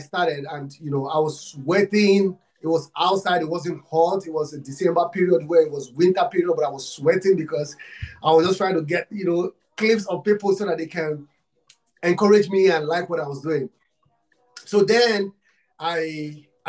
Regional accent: Nigeria; I'm from Africa, Nigeria. I'm from Nigeria

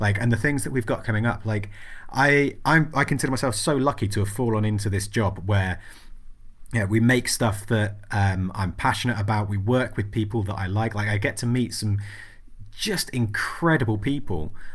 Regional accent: England, United Kingdom; berate me about being English

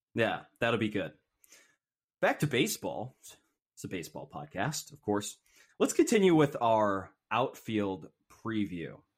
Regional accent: Seattle, Washington, United States; I grew up in Ballard

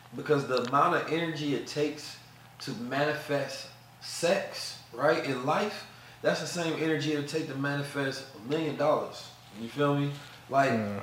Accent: St. Louis, Missouri, United States; also born or lived in Oakland, California; growing up in St. Louis, you know, terrible environments and situations

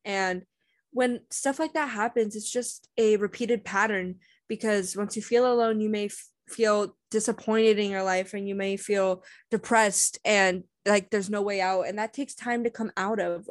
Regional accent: United States; as an American

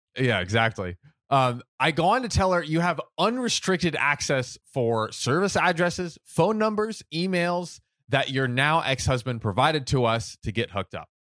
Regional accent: United States; I'm American

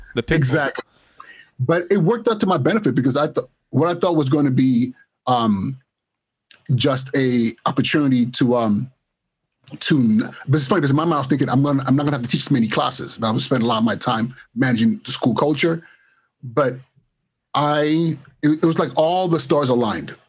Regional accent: Los Angeles, California, United States; also born or lived in Nigeria / Inglewood; I was born in Nigeria of uh, the Igbo tribe, and my family we um, relocated here in, in the late '80s and um, to Los Angeles actually. And I went to school in Los Angeles, middle school, high school, Inglewood High School

